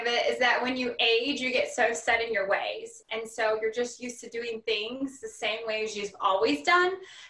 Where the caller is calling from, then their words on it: Louisville, Kentucky, United States; Hello, I am here in Louisville, Kentucky.